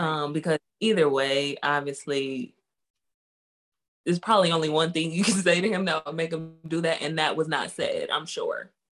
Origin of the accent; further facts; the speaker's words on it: Roswell, Georgia, United States; I am from Georgia." Now, if you only say Georgia, then you can assume I'm not from Atlanta.